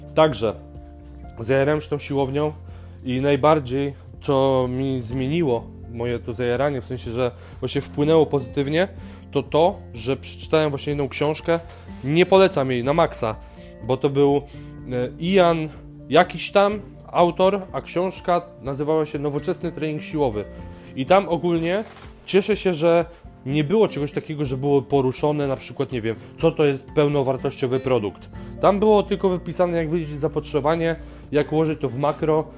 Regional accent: Żyrardów, Masovian Voivodeship, Poland; otwierają szkołę tańca u mnie w Żyrardowie

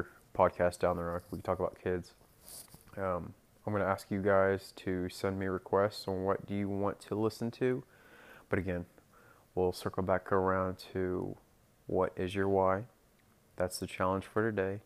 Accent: Norman, Moore, Oklahoma City, United States; Oklahoma City, Oklahoma, Norman, Oklahoma, Moore, Oklahoma, those are my stomping grounds.

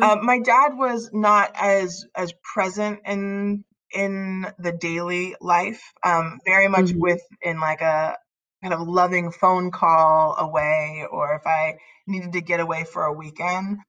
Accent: Northern California, United States; I grew up in Northern California, um, born and raised

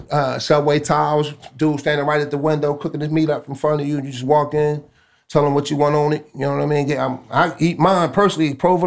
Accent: Philadelphia, Pennsylvania, United States; moved away; I'm from Philadelphia

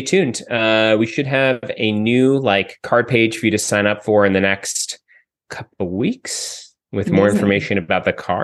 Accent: Miami, Florida, United States; I grew up in Miami, which is a small town in the southeastern United States

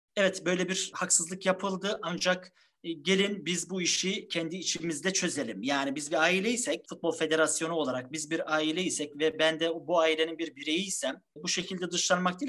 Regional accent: Trabzon, Turkey; 1976 Trabzon doğumluyum.

